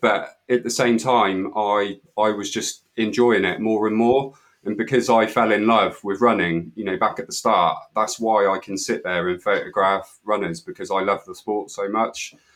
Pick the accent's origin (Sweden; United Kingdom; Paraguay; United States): United Kingdom; Weymouth, South West England; I'm from Weymouth and Dorset